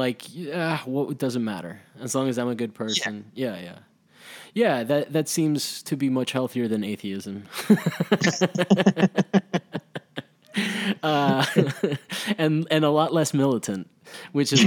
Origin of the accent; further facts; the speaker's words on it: Rome, Lazio, Italy; now in Los Angeles, United States; I grew up in Rome